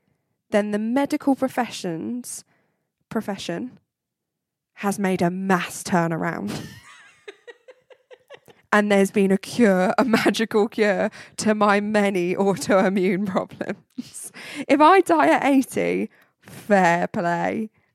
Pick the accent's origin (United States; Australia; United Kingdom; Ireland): Ireland; I'm Irish.